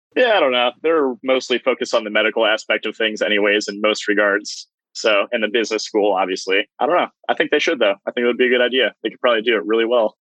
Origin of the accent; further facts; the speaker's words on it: Medina, Ohio, United States; I grew up in Medina, uh, which is Cleveland area